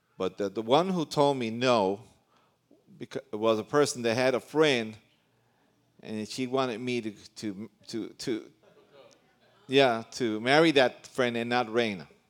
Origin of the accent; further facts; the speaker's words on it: New York City, New York, United States; also born or lived in Puerto Rico (ancestry); now in Central America; I was born in New York City, and my parents are Puerto Rican, but I've been in Central America ever since nineteen seventy-five